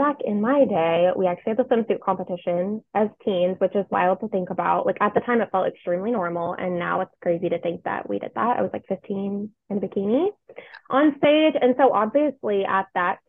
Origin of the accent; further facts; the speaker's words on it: Franklin, Tennessee, United States; also born or lived in Temple, Texas / Nashville, Tennessee; I grew up in Franklin, Tennessee